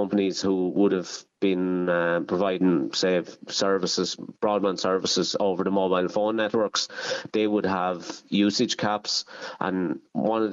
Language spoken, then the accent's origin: English; Ireland; Kyle Nearn GAA club, which is my hometown club